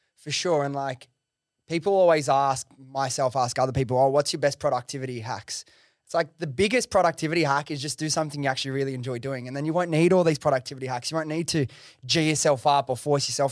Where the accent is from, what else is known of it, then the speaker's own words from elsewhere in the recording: Australia; as an Aussie